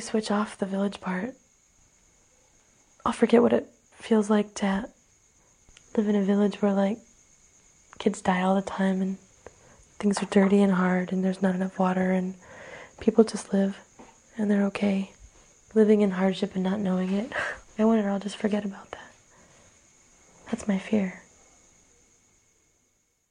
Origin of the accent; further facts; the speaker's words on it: United States; moved away as an adult; also born or lived in Benin; as an American with that passport, with that little blue passport